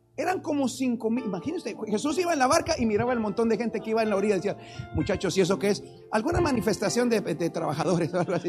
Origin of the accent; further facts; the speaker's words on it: Guatemala; agarro un vuelo para Guatemala y llegué a mi país